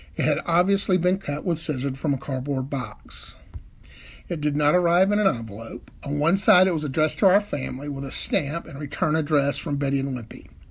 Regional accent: Birmingham, Alabama, United States; I'm from Birmingham, Alabama

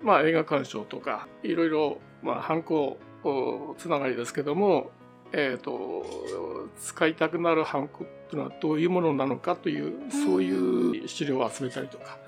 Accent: Tomakomai, Hokkaido, Japan; 私は苫小牧生まれですね

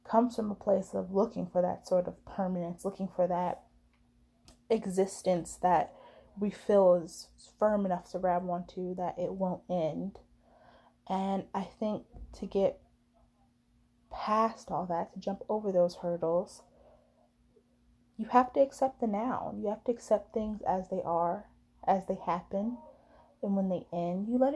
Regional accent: United States; as an American

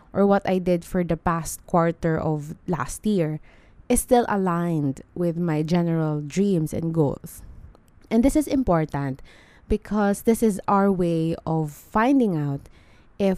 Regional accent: Philippines; as a Filipino

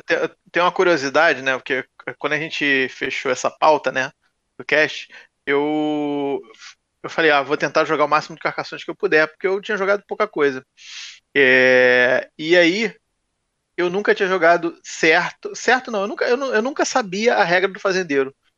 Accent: Rio de Janeiro, Brazil; now in Niterói, Brazil; eu nasci no Rio

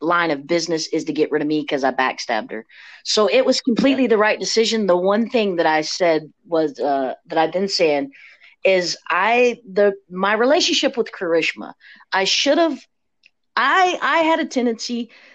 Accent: near Jellico, Kentucky-Tennessee line, United States; born or raised there

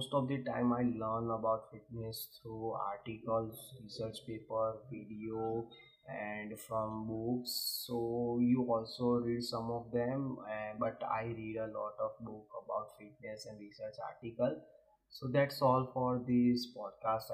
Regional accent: India; I am originally from India

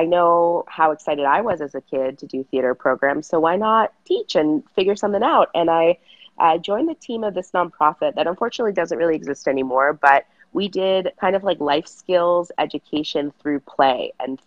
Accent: Los Angeles, California, United States; moved away as an adult; now in San Diego, United States; I am originally from the Los Angeles area, the San Fernando Valley. So I'm technically a Valley girl. And I lived there until I graduated college

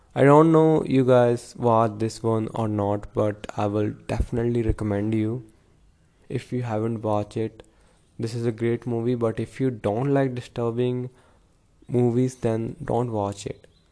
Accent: Punjab, India; I'm from Punjab

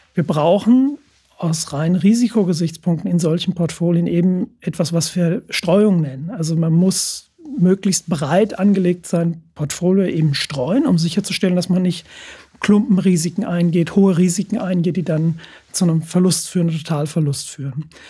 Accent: Frankfurt, Hesse, Germany; ich komme, komme aus Frankfurt, der, der Stadt des Geldes

